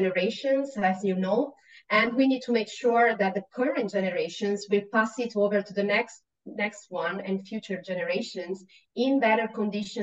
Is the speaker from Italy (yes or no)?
yes; Italy; English is a second language; moved away as an adult; now in Australia; So, I don't come from this country. I come from Italy